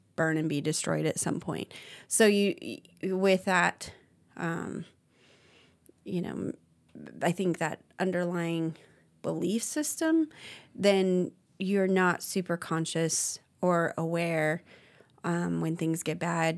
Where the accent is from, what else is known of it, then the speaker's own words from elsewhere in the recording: Arizona, United States; moved away; also born or lived in Idaho; it was a little different for me growing up in Arizona